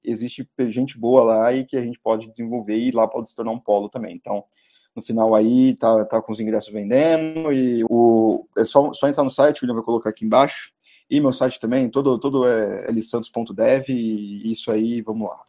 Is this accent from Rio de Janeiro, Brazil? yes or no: no; ABC region, São Paulo, Brazil; eu sou do ABC, né, eu não sou de São Paulo, eu sou dos arredores de São Paulo